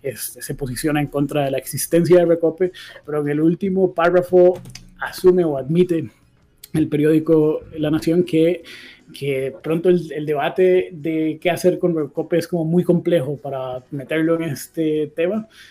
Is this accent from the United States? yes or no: no; Costa Rica; como un costarricense más